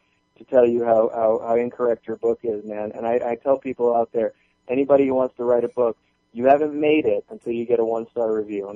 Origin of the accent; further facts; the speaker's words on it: Florida, United States; also born or lived in Michigan; now in Atlanta, United States; I'm from Florida, so we get sunspots.